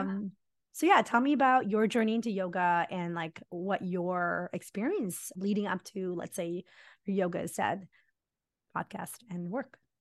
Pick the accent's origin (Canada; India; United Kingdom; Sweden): India; Mumbai, Maharashtra; moved away; we're South India and I grew up in Mumbai